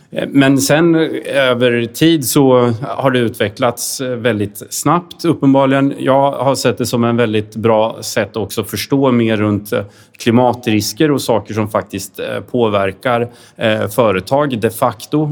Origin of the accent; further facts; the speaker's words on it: Sweden; som svenskar